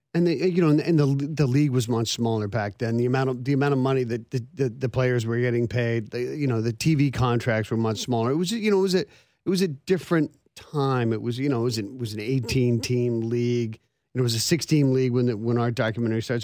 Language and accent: English; Vancouver, British Columbia, Canada; now in Nashville, United States; I was born and raised in Vancouver